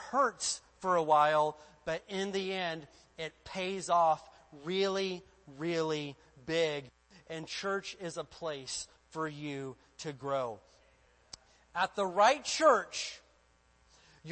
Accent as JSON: {"language": "English", "region": "Indiana", "country": "United States", "tie": "born or raised there", "moved": "yes", "said": "I lived in the state of Indiana and there was only one acceptable goal for growing up in Indiana"}